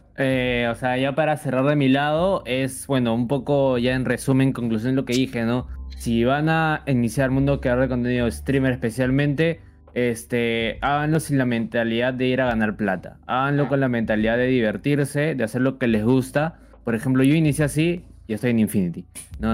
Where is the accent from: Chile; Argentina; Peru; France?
Peru; soy de Perú